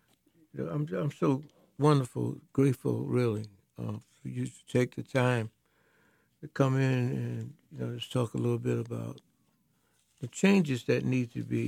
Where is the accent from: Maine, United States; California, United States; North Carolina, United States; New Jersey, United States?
North Carolina, United States; I'm from North Carolina.